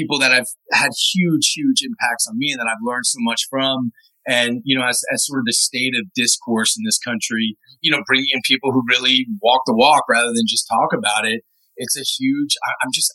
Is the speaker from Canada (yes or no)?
no; Washington, District of Columbia, United States; also born or lived in Moscow; I grew up in Washington, D.C.